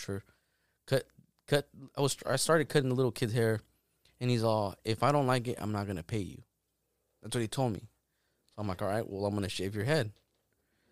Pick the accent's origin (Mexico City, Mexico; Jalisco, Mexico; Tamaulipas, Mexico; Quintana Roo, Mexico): Jalisco, Mexico; Arandas; moved away; I grew up over there